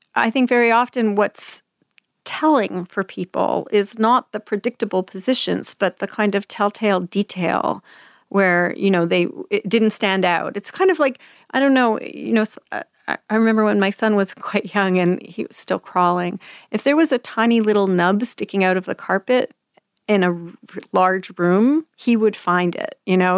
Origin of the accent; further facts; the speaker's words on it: Quebec, Canada; moved away as an adult; now in United States; We were being raised English and Quebec